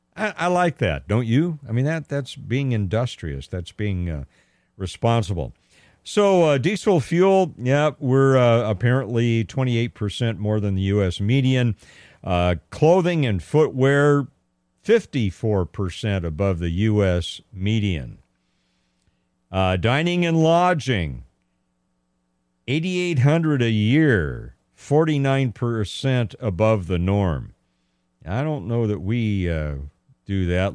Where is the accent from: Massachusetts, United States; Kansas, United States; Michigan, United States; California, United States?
California, United States; I was born and raised here in California